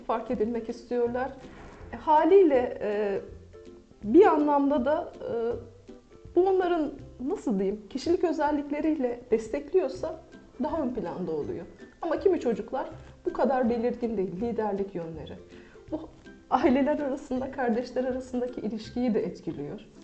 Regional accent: Akşehir, Konya, Turkey; also born or lived in Mersin; 1980 Mersin doğumluyum. İlk okulumu Mersin'de okudum. Ortaokulu ve liseyi Konya Akşehir'de tamamladım.

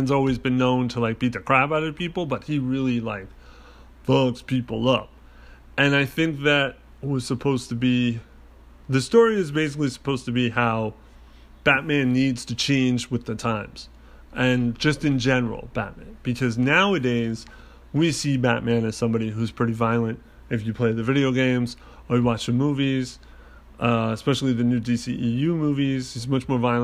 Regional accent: United States; as an American

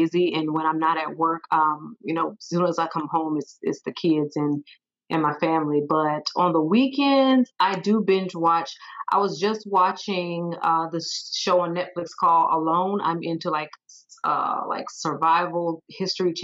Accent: Sumter, South Carolina, United States; also born or lived in Arizona / Texas; now in Fayetteville, United States; born and raised in Sumter, South Carolina

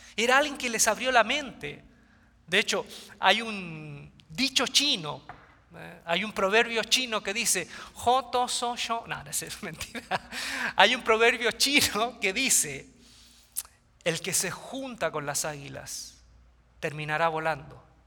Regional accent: Quilpué, Valparaíso, Chile; mi ciudad natal, Quilpué, queda cerca de Viña del Mar, Chile, litoral central

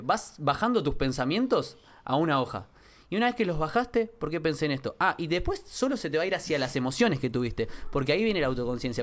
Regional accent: Quilmes, Buenos Aires Province, Argentina; De chico nací en Quilmes, eh, vengo de una familia de clase baja

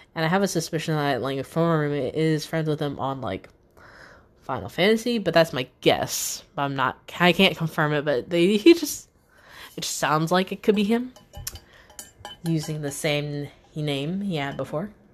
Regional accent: Newport News / Hampton, Virginia, United States; I'm still here in Newport News and or Hampton

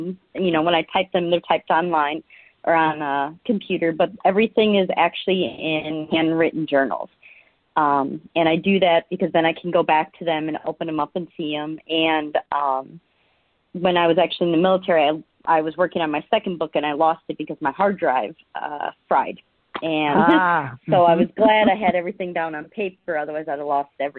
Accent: Milwaukee, Wisconsin, United States; moved away as an adult; I was born and raised in near Milwaukee, so I lived there most of my life until I joined the military

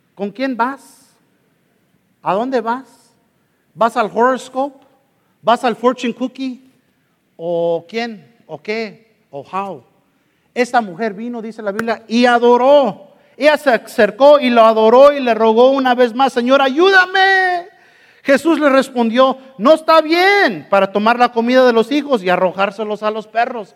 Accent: Mexico; soy mexicano

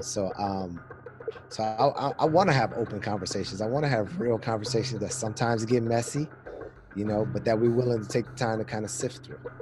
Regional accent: Pasadena, California, United States; moved away as an adult; now in Washington, D.C., United States; I'm originally from California, Pasadena

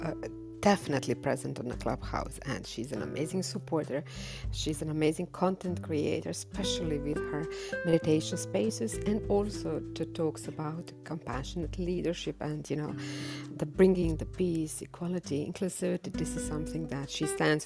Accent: Croatia; I'm swimming from Croatia, Europe, the land in which Nikola Tesla was born

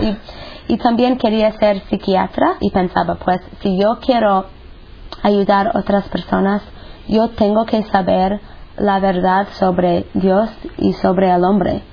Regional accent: United States; moved away; soy de los Estados Unidos. Y pues crecí en una familia pues buena, normal

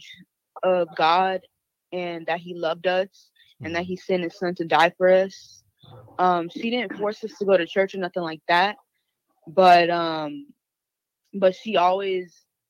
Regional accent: Houston, Texas, United States; now in San Antonio, United States; I'm originally from Houston, but currently I stay in San Antonio

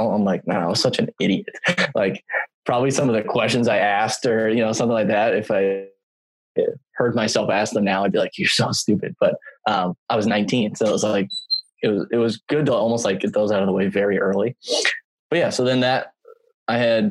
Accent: Eagan, Minnesota, United States; I grew up right outside St. Paul, Minnesota, in a town called Eagan

